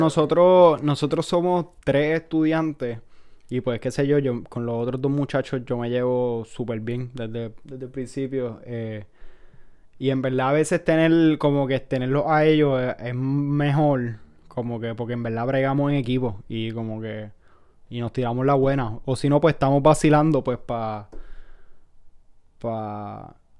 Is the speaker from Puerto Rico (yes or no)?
yes; Puerto Rico; moved away as an adult; now in United States; soy de Puerto Rico